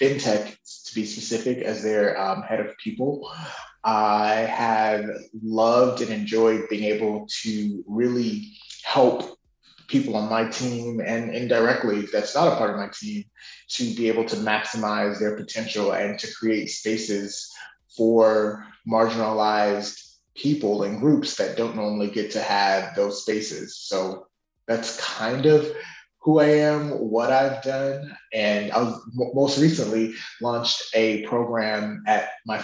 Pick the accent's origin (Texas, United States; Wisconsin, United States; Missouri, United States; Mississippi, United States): Mississippi, United States; Chicago, then; I grew up in Chicago, then in Mississippi, the South